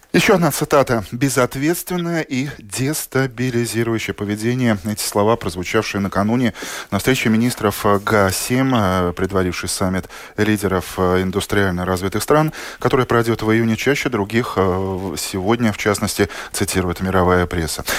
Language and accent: Russian; Latvia